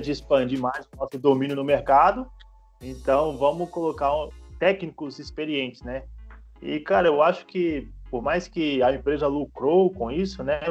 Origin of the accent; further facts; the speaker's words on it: Minas Gerais, Brazil; moved away as an adult; eu sou mineiro. Então eu vim de Minas para cá buscando conteúdo